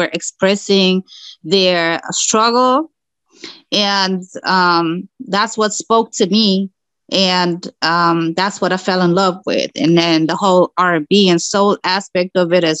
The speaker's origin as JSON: {"language": "English", "country": "Germany", "tie": "born or raised there", "also_born_or_lived": "Morocco", "said": "I was born in Morocco. I grew up in Germany"}